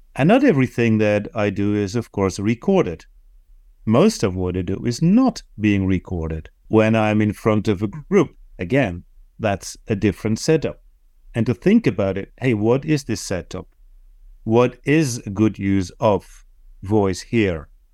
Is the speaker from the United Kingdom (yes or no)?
no; Netherlands; first language Dutch; English is a second language; my native tongue, Dutch